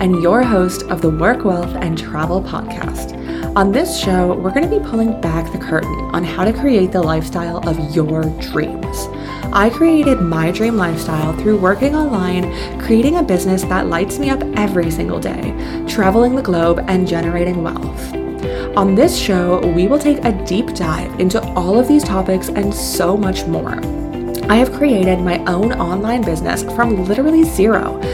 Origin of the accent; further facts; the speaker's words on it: Canada; moved away; I am from Canada